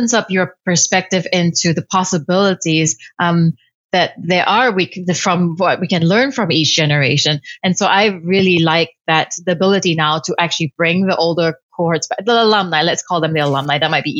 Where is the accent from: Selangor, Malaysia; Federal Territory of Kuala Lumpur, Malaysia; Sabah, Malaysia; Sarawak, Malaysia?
Federal Territory of Kuala Lumpur, Malaysia; Kuala Lumpur; Kuala Lumpur, Malaysia.